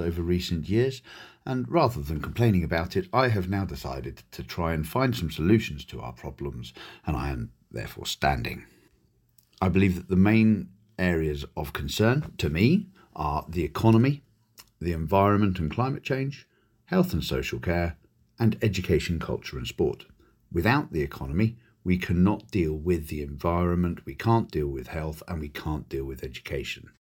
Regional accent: Torteval, Guernsey; moved away as an adult; also born or lived in United Kingdom; I was born and raised in Guernsey, uh, in Torteville, and then St Xavier's

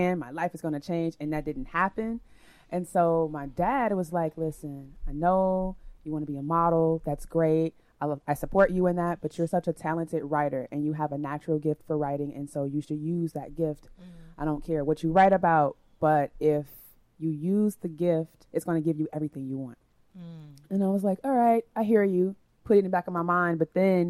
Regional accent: Chicago, Illinois, United States; I'm from Chicago, Illinois. I've come all the way here to Lagos to teach about sexuality

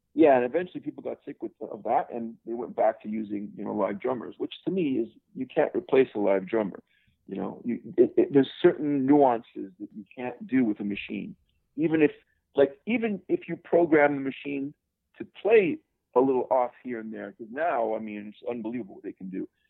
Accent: Montreal, Quebec, Canada; moved away; I'm originally from Montreal, Canada. I was born in the Great White North

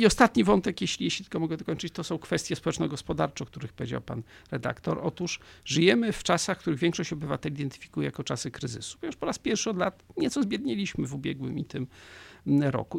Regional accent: Poland

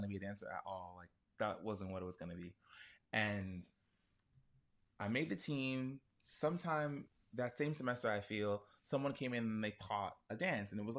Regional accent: New York City, New York, United States; Brooklyn. Born and raised New York native

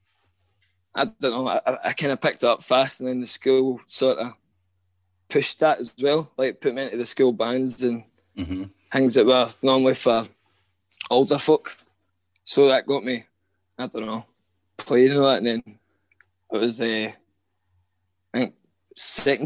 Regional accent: Coltness, Scotland, United Kingdom; I grew up in Colton, where I still stay.

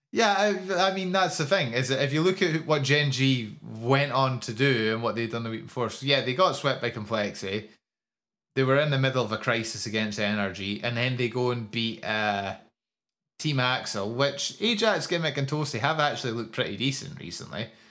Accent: Scotland, United Kingdom; as a Scottish person

